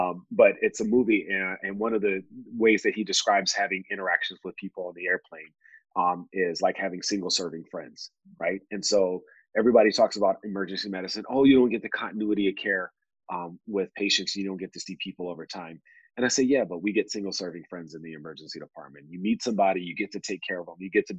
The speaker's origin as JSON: {"language": "English", "region": "Texas", "country": "United States", "said": "I'm from East Texas, and part of being a Texas, being from Texas, is like owning land and having cows, right?"}